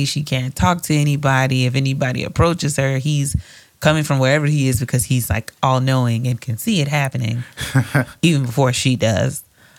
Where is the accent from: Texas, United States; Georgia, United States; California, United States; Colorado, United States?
Georgia, United States; Atlanta; I'm from Atlanta.